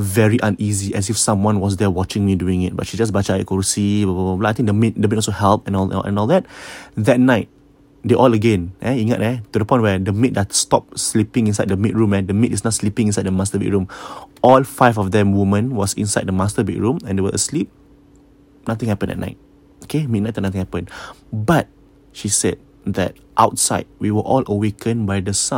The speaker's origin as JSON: {"language": "English", "country": "Singapore", "said": "I'm Singaporean."}